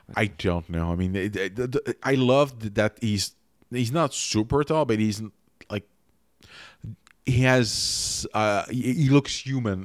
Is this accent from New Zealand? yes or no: no; Quebec, Canada; first language French; English is a second language; in Quebec